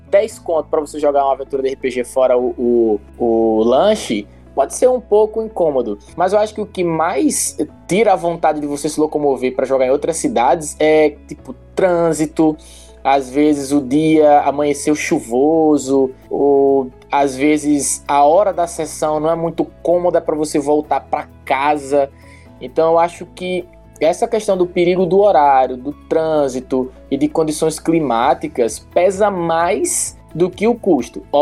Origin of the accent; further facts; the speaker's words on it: João Pessoa, Paraíba, Brazil; moved away; Não, eu sou da Paraíba, sou Não. de uma pessoa. Eu, da Paraíba, João Pessoa, exatamente.